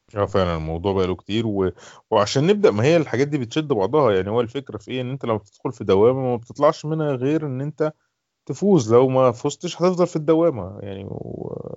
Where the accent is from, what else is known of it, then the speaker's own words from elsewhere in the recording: Egypt; عندنا في مثلا في مصر